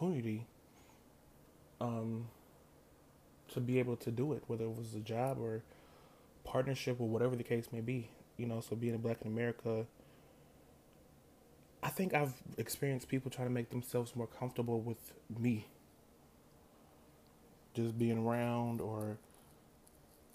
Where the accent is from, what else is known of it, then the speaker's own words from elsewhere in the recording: United States; I'm African American.